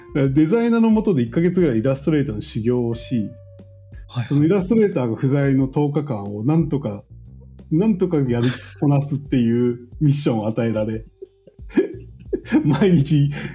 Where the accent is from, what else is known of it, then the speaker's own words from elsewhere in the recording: Shimane, Japan; moved away; 私島根出身なんですけど